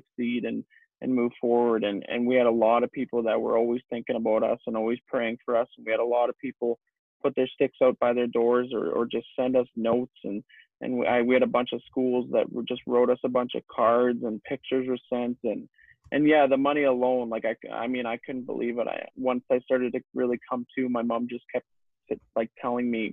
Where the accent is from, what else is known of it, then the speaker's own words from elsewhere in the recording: Leduc, Alberta, Canada; obviously I grew up in Leduc and my home's here